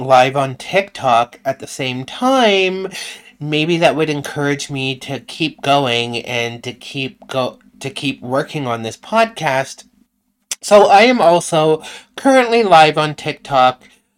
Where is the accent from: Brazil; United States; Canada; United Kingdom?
Canada; I'm from Canada too.